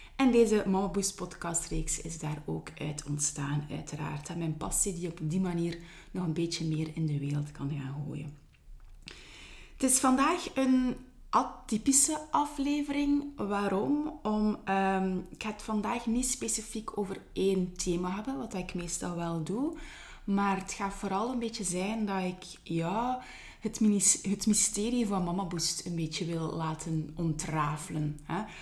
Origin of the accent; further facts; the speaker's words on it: Ghent, Flanders, Belgium; accent: Ghent; mijn Gens accent